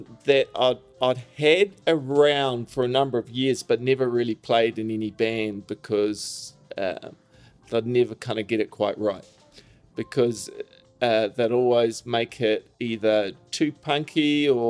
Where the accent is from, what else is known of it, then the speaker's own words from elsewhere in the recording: New Zealand; moved away as an adult; now in Jersey City, United States; I was from New Zealand.